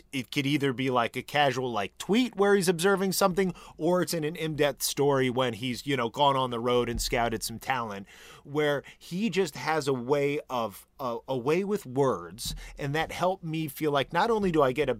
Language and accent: English; northern Indiana, United States; moved away; growing up in Indiana